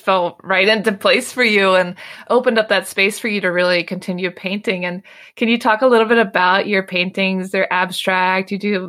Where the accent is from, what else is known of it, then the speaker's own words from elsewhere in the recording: United States; now in Paris, France; I'm an American girl who chased her creative dreams all the way to Paris, France, making a living using photography.